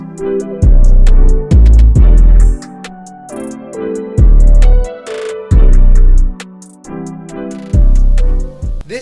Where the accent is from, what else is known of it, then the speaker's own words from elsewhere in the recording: Brampton, Ontario, Canada; also born or lived in Mississauga; I was raised in Brampton for the most part